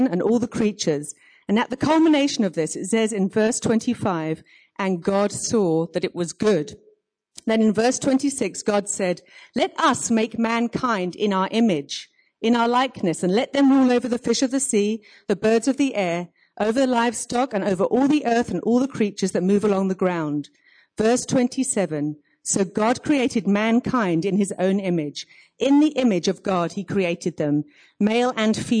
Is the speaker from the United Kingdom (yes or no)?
yes; United Kingdom; moved away as an adult; now in Cape Town, South Africa; I'm from Cape Town, but you can tell I'm not from Cape Town with my accent. I'm actually British.